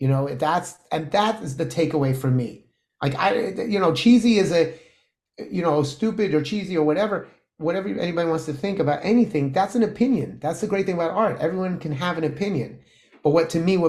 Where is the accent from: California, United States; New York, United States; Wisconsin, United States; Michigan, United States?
New York, United States; accent: New York; my New York